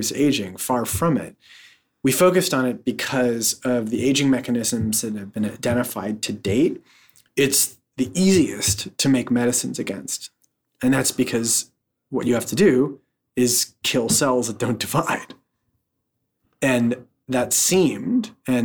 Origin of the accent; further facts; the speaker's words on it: just north of San Francisco, California, United States; I was born in San Francisco, and I was raised just north of San Francisco